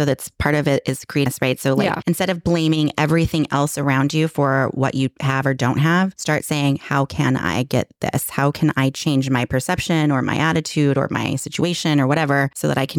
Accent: California, United States; Yeah, because we were chatting before and I'm from

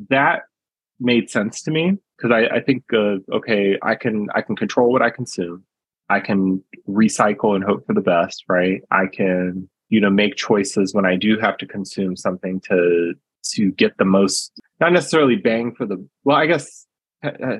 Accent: United States; as a American citizen living in a very individualistic society

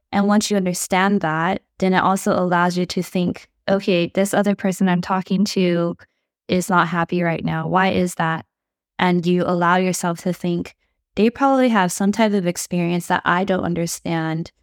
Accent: United States; we're the first generation to be born and raised in America

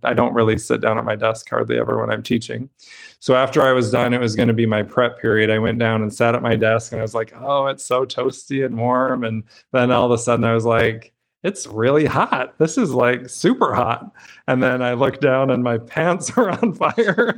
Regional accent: Brigham City, Utah, United States; I grew up in Brigham City, Utah, which is a small town about an hour north of Salt Lake City

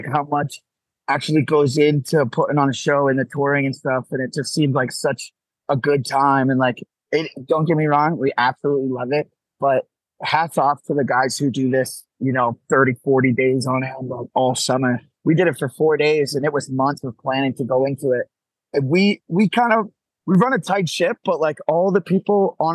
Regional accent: Gloucester, Massachusetts, United States; So we're from Gloucester, Massachusetts.

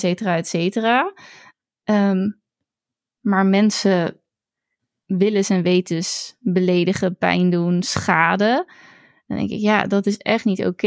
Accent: Netherlands; also born or lived in Zoetermeer; ik als Nederlander

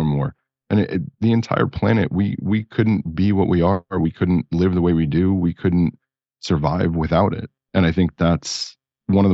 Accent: New Jersey, United States; also born or lived in California; now in Florida, United States; I grew up in Jersey near the water

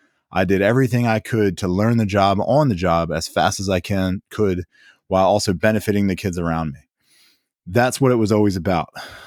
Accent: Downingtown, Pennsylvania, United States; now in Maryland, United States; Where am I from? I'm from Downingtown, Pennsylvania. And now I live down here in Maryland.

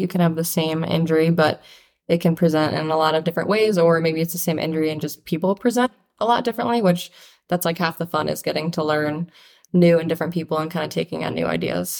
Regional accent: Illinois, United States; moved away as an adult; now in Milwaukee, United States; So I went to my small mom and pop private PT place in my hometown back in Illinois

